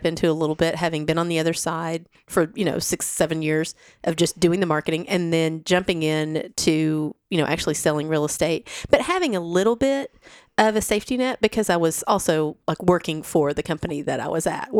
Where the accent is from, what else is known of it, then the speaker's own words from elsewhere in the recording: Crossville, Tennessee, United States; moved away as an adult; also born or lived in Knoxville, United States / Amsterdam, Netherlands; now in Nashville, United States; I'm from Crossville.